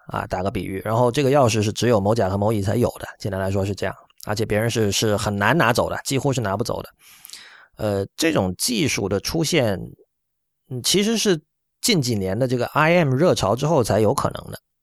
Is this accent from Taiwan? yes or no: no; China; 我们作为中国人，我们要去很多地方，我们要办签证